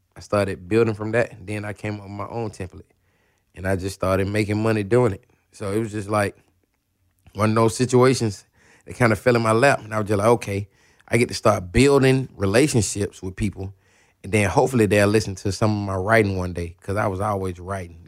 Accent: Atlanta, Georgia, United States; I'm from Atlanta.

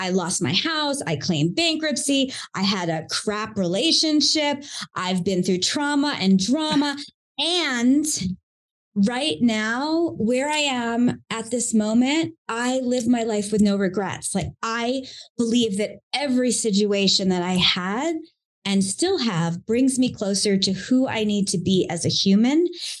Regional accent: Long Island, New York, United States; accent: Long Island; I grew up in Long Island, New York, and you will not hear the accent unless I talk too much to you. I have lost it now, thank goodness.

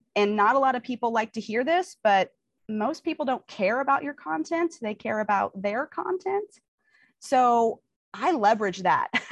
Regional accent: Kansas City, United States; I'm from Kansas City. I live in Kansas City

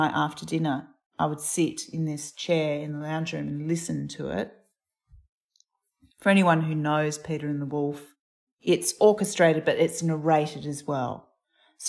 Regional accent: Adelaide, South Australia, Australia; I grew up in Tundania on Kaurna

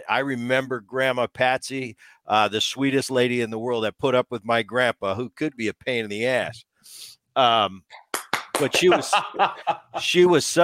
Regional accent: Medford, New Jersey, United States; And we grew up in New Jersey and in that little town of Medford

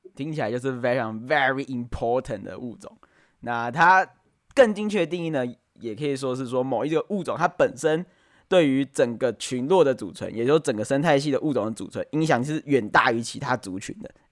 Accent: Taiwan; 我们台湾应该非常有感嘛，前一阵子啊，面临的停水啊，然后又缺电能源问题

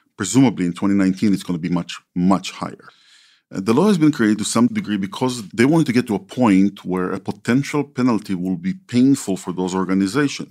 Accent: Israel; When I was growing up in Israel, I only had the twelve relatives in my family tree

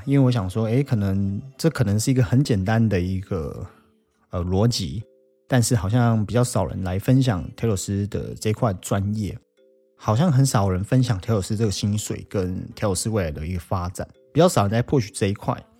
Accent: Taiwan; 我们台湾人很喜欢讲的责任制的东西

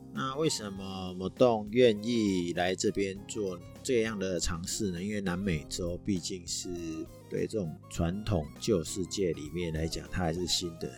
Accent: Taiwan; 传统我们台湾人的习俗，初二回娘家

